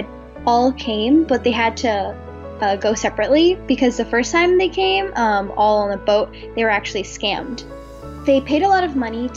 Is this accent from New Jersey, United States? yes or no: no; New York City, New York, United States; I grew up in Brooklyn. I was born and raised